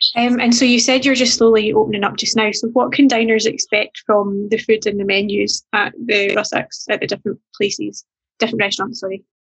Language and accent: English; Fife, Scotland, United Kingdom; moved away; I'm from Fife, so I'll need to come back and I'm not from St Andrews